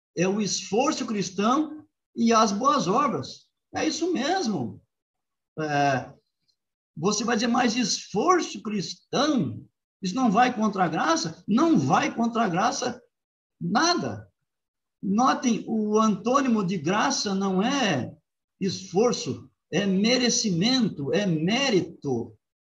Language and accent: Portuguese; Rio Grande do Sul, Brazil; now in Engenheiro Coelho, Brazil; minha terra, Rio Grande do Sul